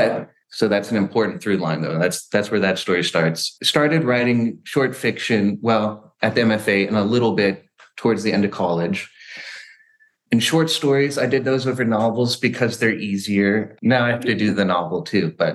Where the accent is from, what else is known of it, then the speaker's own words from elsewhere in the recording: Oregon, United States; also born or lived in Baltimore; From Oregon, actually. And now we live about maybe a mile from my childhood home